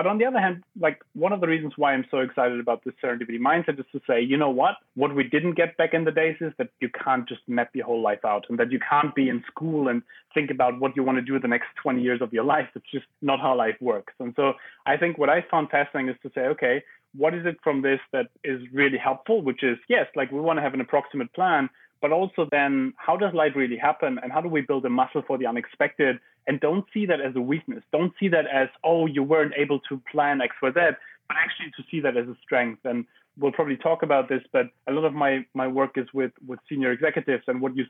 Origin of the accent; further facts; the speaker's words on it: Germany; English is a second language; In Germany.